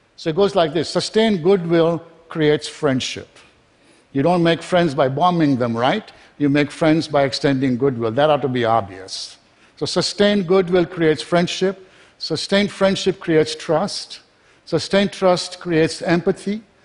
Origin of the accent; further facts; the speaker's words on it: Kenya; also born or lived in England; now in United States; I was born in Kenya, was educated in England